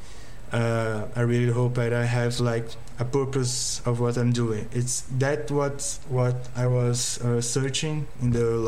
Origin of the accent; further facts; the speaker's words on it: Brazil; here in Brazil